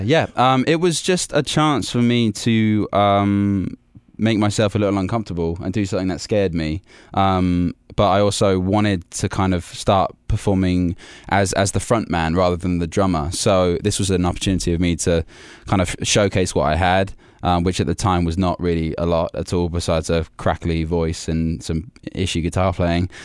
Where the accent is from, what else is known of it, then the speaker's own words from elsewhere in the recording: Warwickshire, West Midlands, United Kingdom; also born or lived in London; I was born in London, but I've been raised in, uh, a place called Warwickshire, which is right in the middle of England